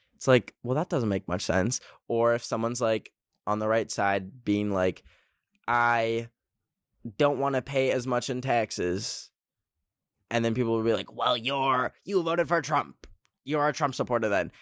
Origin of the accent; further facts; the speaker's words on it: Canada; I'm a Canadian